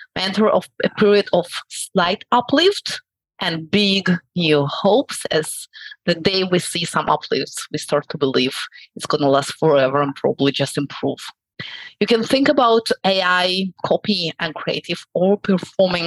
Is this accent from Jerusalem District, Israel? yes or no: no; Tel Aviv, Tel Aviv District, Israel; I'm from Tel Aviv, Israel